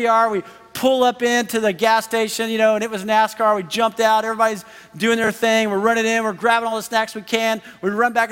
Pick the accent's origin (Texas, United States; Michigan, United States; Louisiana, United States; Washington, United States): Texas, United States; we're from Texas